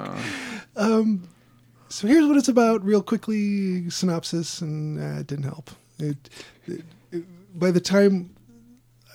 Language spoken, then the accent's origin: English; United States; I'm American.